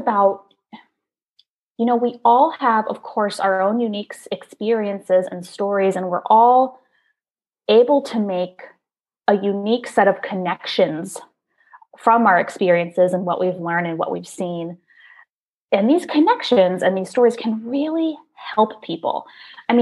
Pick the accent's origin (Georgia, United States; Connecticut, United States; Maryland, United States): Maryland, United States; I grew up in Maryland